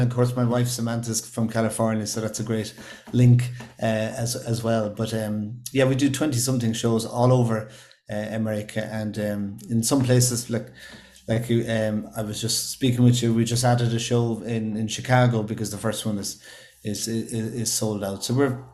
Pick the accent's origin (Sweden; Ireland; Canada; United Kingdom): Ireland; living here on our small island of Ireland